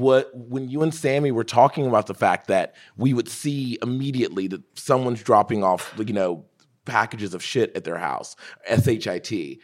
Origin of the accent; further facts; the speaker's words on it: the South, United States; I'm from the South.